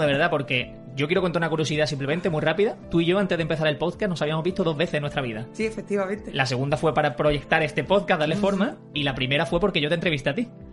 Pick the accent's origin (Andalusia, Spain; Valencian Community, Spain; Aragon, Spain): Andalusia, Spain; Málaga; como malagueño